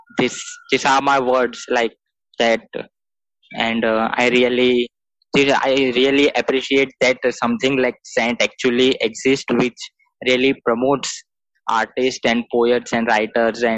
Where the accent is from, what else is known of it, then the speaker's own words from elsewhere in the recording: India; I'm from India